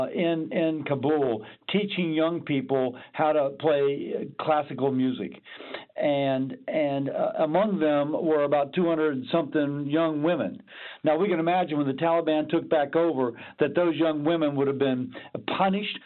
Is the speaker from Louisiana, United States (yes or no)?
yes; Louisiana, United States; I'm from Louisiana.